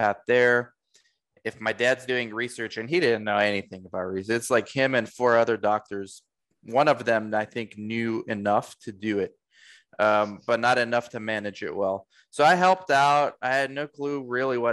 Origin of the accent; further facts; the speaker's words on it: United States; also born or lived in Romania / Orange County, California; now in Arizona, United States; We moved to the States when I was 2. So I grew up in the States